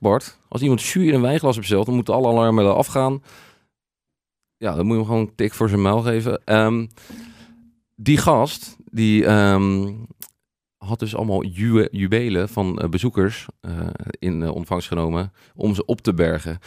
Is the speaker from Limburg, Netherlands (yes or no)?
no; Noordwijk, South Holland, Netherlands; waar kom je vandaan? En dan zeggen we Noordwijk